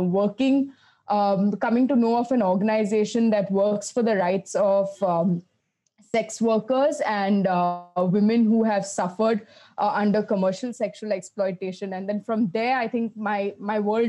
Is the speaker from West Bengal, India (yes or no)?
yes; Kolkata, West Bengal, India; I grew up in Calcutta